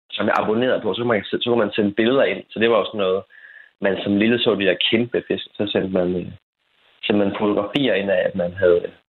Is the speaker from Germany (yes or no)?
no; Frederikshavn, North Denmark Region, Denmark; otte års alder måske, lidt, lidt tidligere, øh, som jeg var fra Frederikshavn.